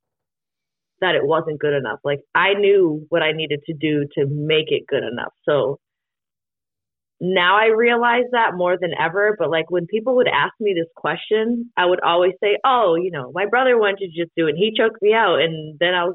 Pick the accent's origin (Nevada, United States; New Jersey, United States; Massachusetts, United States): Massachusetts, United States; Hudson; moved away as an adult; growing up back home, I graduated from, I'm from Hudson, Mass. So I graduated Hudson High